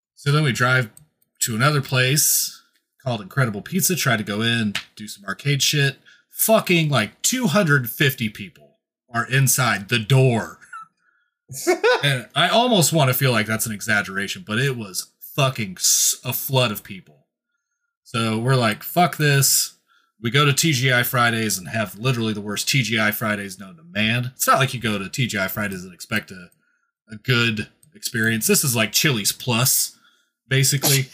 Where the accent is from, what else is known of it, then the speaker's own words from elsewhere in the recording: Kansas, United States; I'm from Kansas